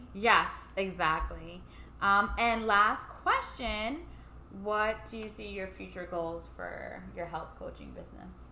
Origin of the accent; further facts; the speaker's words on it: New York City, New York, United States; growing up in Staten Island